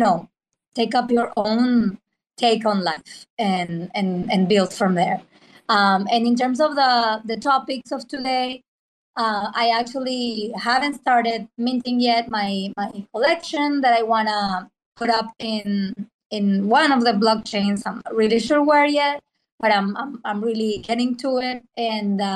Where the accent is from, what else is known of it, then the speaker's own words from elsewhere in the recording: Venezuela; English is a second language; also born or lived in Argentina; now in New York, United States; from Venezuela, currently in Argentina, but I've been living in New York for the past 12 years.